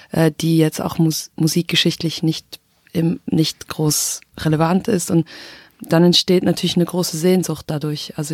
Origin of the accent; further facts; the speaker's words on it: Switzerland; first language Swiss German; meine Muttersprache ist Schweizerdeutsch und also singen zu müssen mit Schweizerdeutsch, das war auch so ein wichtiger Prozess.